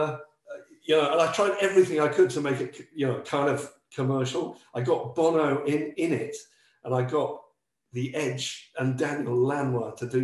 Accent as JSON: {"language": "English", "town": "Wootton", "region": "South East England", "country": "United Kingdom", "tie": "born or raised there", "also_born_or_lived": "Lancashire, England", "moved": "as an adult", "lives_now": "United States", "said": "I'm from the north of England, I'm from Lancashire"}